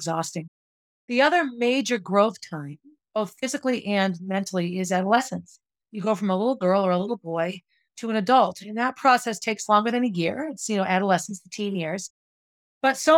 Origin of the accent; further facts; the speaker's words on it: Concord, New Hampshire, United States; I grew up on Essex Street in Concord.